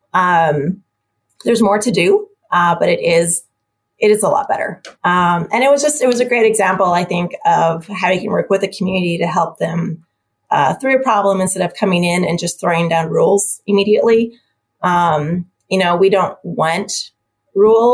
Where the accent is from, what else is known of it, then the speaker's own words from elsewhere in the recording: Helena, Montana, United States; also born or lived in Washington / Michigan; now in Missoula, United States; I'm from Montana, so I'm from Helena, grew up in Helena